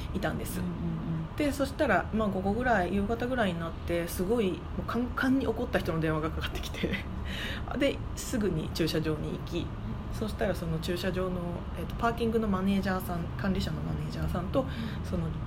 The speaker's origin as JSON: {"language": "Japanese", "region": "Tokyo", "country": "Japan", "tie": "born or raised there", "moved": "as an adult", "lives_now": "Honolulu, United States", "said": "私東京出身なんですよ"}